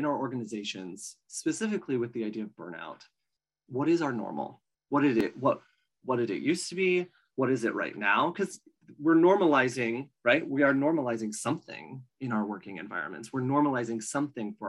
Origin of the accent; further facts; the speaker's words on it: Oregon, United States; I'm from Oregon